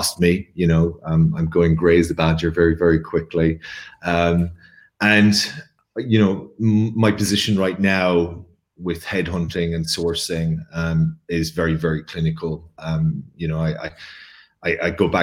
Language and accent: English; Ireland; I'm Irish in every way.